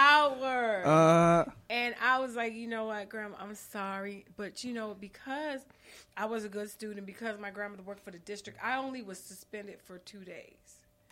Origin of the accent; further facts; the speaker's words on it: Long Island, New York, United States; moved away; Because I'm from Long Island.